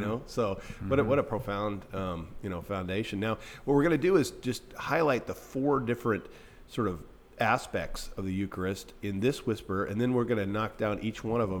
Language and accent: English; Eastern Washington, United States; Now, I'm from Eastern Washington